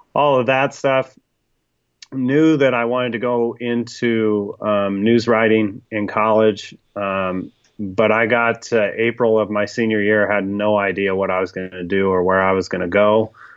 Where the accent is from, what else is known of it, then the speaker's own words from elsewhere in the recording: Sacramento, California, United States; now in Iowa, United States; I grew up in Sacramento